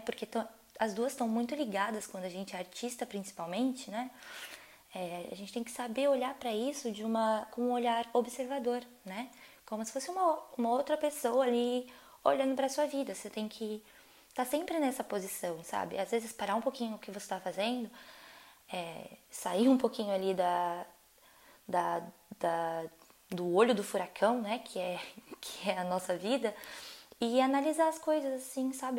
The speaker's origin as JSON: {"language": "Portuguese", "country": "Brazil", "moved": "as an adult", "lives_now": "France", "said": "sou brasileira"}